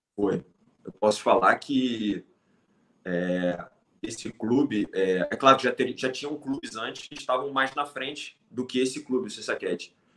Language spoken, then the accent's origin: Portuguese; Brazil; moved away as an adult; also born or lived in Thailand / Laos; quando vim do Brasil